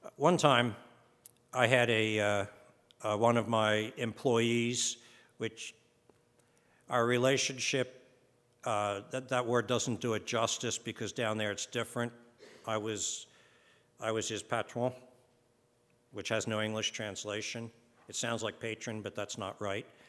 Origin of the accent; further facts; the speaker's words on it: United States; we're from America